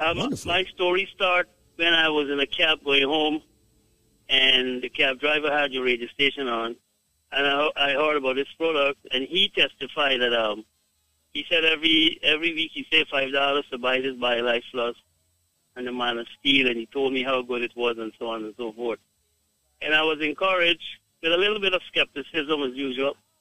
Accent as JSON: {"language": "English", "country": "Guyana", "said": "I am from Guyana"}